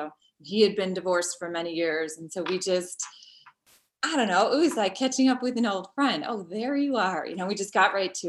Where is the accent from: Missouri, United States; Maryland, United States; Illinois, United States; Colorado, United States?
Illinois, United States; Chicago; also born or lived in Florida; My family moved around a little bit, but we're originally from Chicago, moved to Marco Island, Florida, and I came back.